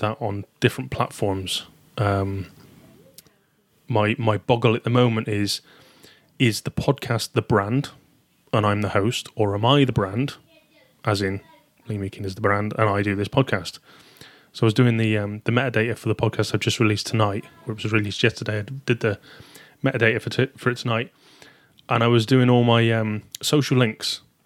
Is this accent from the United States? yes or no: no; Taunton, South West England, United Kingdom; accent: southern; now in Shrewsbury, United Kingdom; Originally from Taunton, Somerset